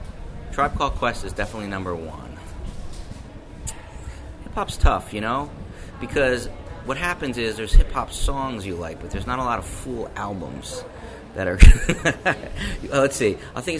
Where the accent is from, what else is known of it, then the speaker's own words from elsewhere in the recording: New Jersey, United States; But I am from Jersey, born and raised, and I've had a relationship with Jersey City on and off for 25 years.